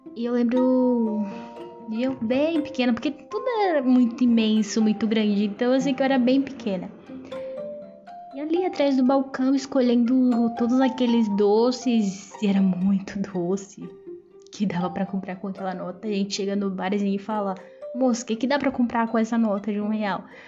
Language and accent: Portuguese; São Bernardo do Campo, São Paulo, Brazil; lá em São Bernardo do Campo, que foi aonde eu nasci